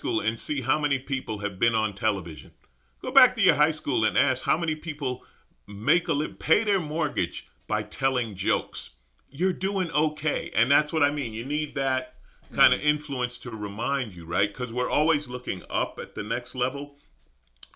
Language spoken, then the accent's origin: English; New York City, New York, United States; I grew up in Queens.